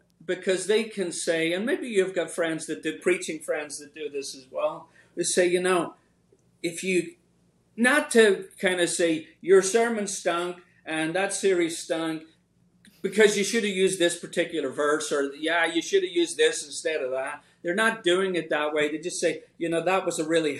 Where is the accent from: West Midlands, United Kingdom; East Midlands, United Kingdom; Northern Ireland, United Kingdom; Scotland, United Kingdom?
Northern Ireland, United Kingdom; now in Richmond, United States; when I was growing up in Northern Ireland